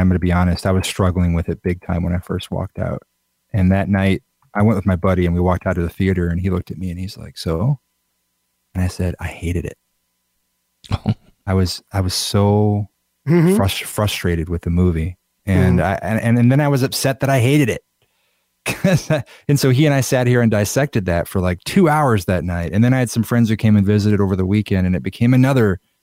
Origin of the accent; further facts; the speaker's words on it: Iowa, United States; I grew up in Iowa. I still live in Iowa